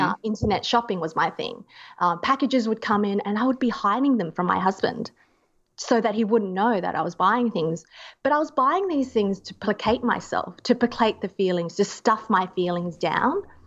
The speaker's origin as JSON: {"language": "English", "country": "Australia", "said": "being an Australian."}